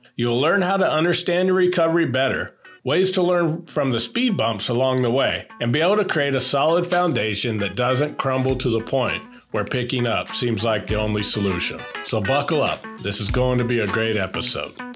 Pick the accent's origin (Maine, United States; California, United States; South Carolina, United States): California, United States; Northern; born or raised there